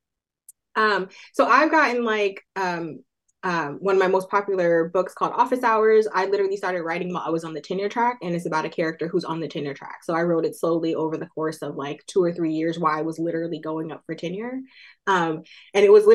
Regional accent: Oakland, California, United States; out of their house in Oakland, California, which is my hometown

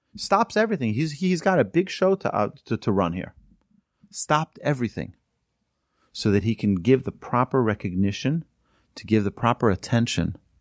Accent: United States; also born or lived in Houston, Texas; our community where we grew up in Muncie

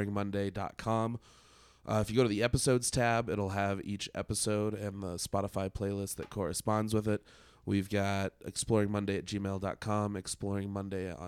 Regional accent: Denver, Colorado, United States; I'm born and raised in Denver

